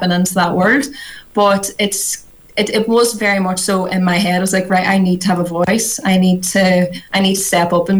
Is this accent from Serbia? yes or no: no; Ireland; obviously we're come from Ireland, it's quite rural